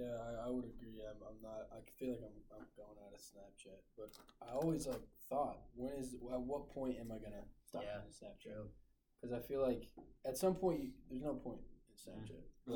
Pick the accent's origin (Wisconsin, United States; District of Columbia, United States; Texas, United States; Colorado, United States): Texas, United States; as a Texan through and through